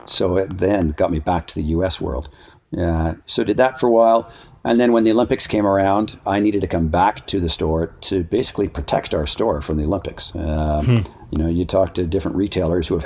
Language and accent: English; Ottawa, Ontario, Canada; also born or lived in Switzerland; now in Whistler, Canada; I was growing up, I was a raft guide in the summertime, ski patrol in the winter, and then I sold suits for a men's clothing store in Ottawa